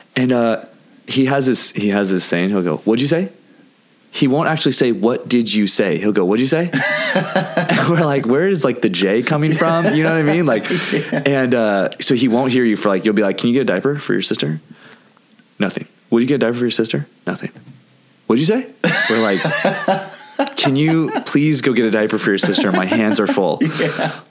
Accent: California, United States; accent: California; also born or lived in Santa Cruz; Lisa says I have a California accent

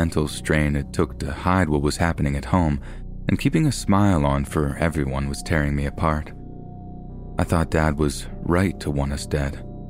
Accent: Fort Collins, Colorado, United States; I was born and raised in Fort Collins, Colorado, home of the Colorado State University Rams.

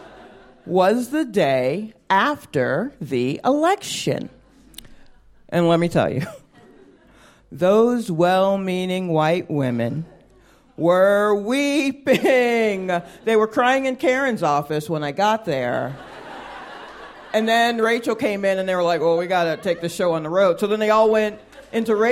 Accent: the South, United States; I'm a black woman. I grew up in the South.

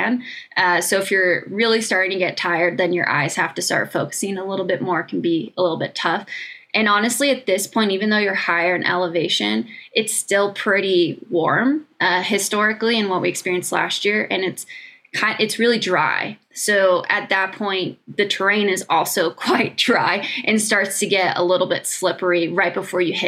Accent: United States

